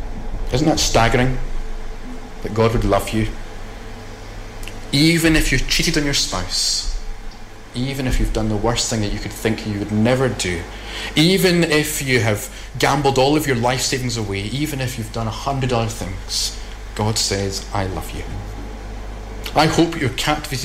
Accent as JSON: {"language": "English", "region": "Scotland", "country": "United Kingdom"}